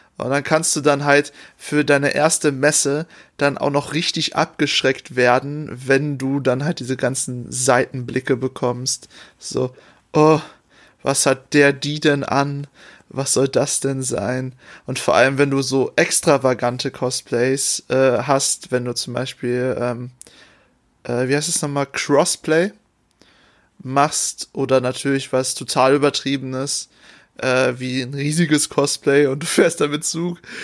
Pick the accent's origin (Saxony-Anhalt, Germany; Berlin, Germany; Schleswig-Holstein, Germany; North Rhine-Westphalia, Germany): North Rhine-Westphalia, Germany; Ich, ich kenne nur NRW, ich komme aus NRW